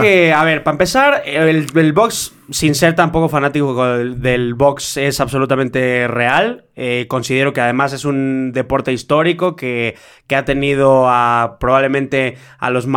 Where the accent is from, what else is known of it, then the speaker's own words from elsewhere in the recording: Mexico; soy mexicano